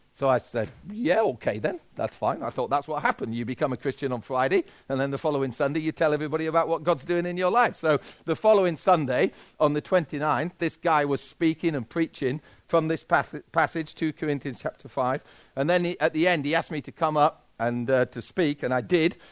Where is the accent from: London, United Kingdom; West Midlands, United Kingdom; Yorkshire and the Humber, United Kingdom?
Yorkshire and the Humber, United Kingdom; And I'm a Yorkshireman